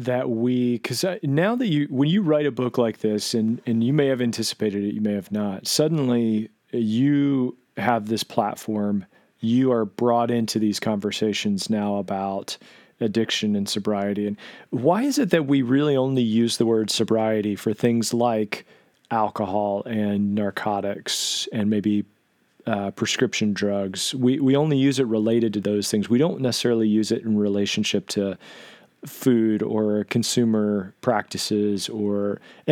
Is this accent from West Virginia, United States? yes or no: yes; Southern West Virginia, United States; I grew up in Southern West Virginia